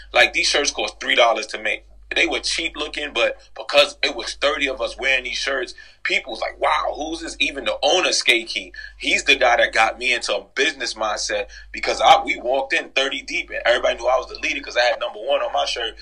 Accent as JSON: {"language": "English", "town": "New York City", "region": "New York", "country": "United States", "tie": "born or raised there", "said": "I'm originally from the Grand Concourse 170"}